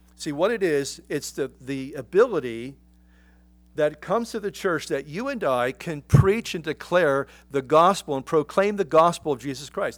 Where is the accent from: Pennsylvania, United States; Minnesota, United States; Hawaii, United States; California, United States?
Pennsylvania, United States; Philadelphia; I grew up in Philadelphia